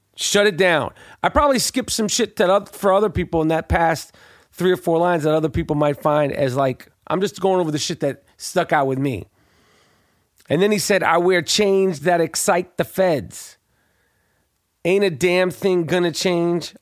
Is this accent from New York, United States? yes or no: yes; New York, United States; I was from New York at the time. Never been to Philadelphia.